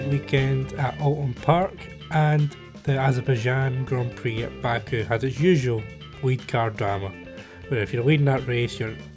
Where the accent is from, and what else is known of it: Scotland, United Kingdom